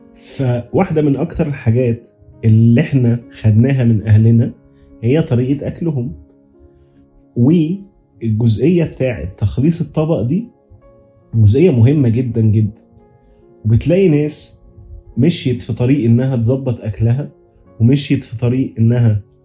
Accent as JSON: {"language": "Arabic", "country": "Egypt", "said": "عندنا كمصريين"}